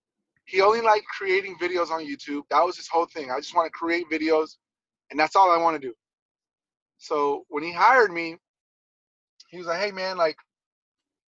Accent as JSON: {"language": "English", "town": "Los Angeles", "region": "California", "country": "United States", "tie": "born or raised there", "said": "I grew up in Venice, so I was on the Bulldogs"}